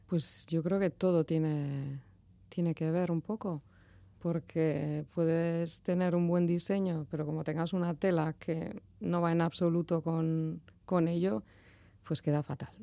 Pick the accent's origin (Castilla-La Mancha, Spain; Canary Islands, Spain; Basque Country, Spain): Basque Country, Spain; Arrasate; Soy nacida en Arrasate y residente en Arrasate también.